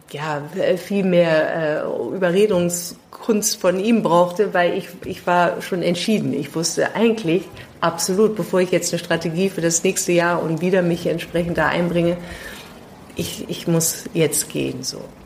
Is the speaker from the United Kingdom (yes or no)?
yes; London, United Kingdom; also born or lived in Pakistan / New York / Delhi / Singapore; now in Germany; Ich bin auch in Pakistan geboren und äh, in London aufgewachsen